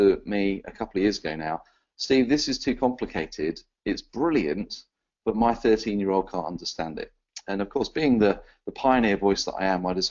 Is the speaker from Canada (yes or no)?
no; England, United Kingdom; an Englishman